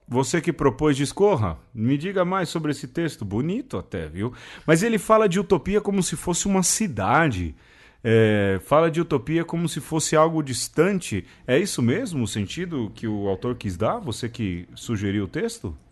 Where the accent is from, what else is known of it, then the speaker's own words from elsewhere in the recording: São Paulo, Brazil; lá do lugar onde eu nasci